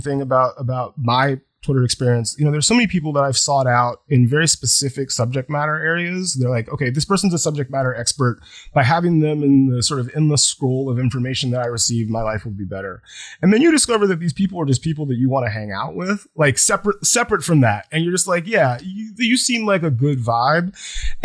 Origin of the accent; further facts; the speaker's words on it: Deep South, United States; I grew up in the Deep South.